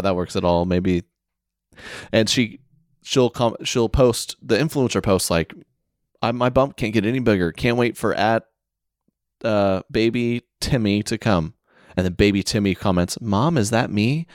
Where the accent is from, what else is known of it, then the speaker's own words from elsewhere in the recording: Oklahoma, United States; moved away; I was from Oklahoma